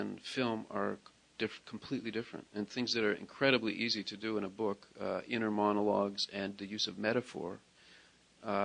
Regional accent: Toronto, Ontario, Canada; where I lived and where I grew up in Toronto

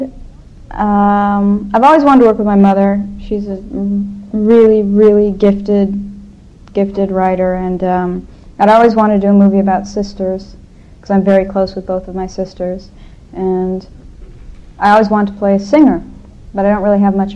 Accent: Los Angeles, California, United States; I grew up in Hollywood, so it's my home

